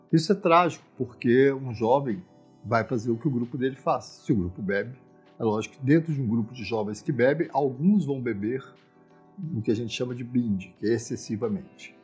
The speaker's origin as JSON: {"language": "Portuguese", "region": "Minas Gerais", "country": "Brazil", "said": "Eu sou mineiro, a cidade dos bares, onde nós sempre bebemos"}